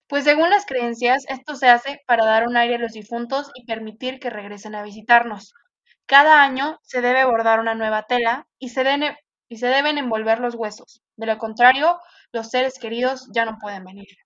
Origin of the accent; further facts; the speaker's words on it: Mexico; yo también soy mexicanicísima hasta los huesos